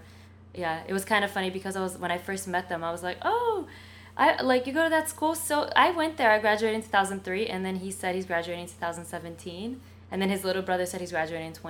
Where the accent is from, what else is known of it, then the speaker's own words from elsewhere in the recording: Florida, United States; I grew up in Florida